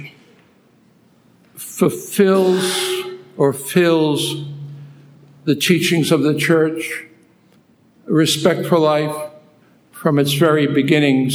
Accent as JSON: {"language": "English", "town": "New York City", "region": "New York", "country": "United States", "also_born_or_lived": "Philippines", "moved": "as an adult", "said": "I'm originally from Brooklyn, New York"}